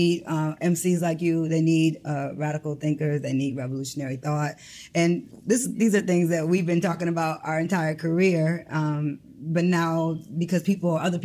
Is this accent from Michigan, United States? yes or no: yes; Detroit, Michigan, United States; moved away as an adult; also born or lived in Brooklyn; I grew up with black teachers, black councilwoman people, and Mayor Coleman Young was my only mayor.